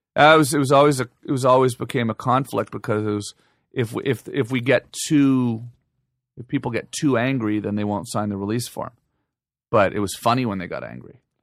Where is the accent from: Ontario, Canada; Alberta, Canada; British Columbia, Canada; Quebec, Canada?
Ontario, Canada; Ottawa; moved away as an adult; now in Los Angeles, United States; I grew up in Ottawa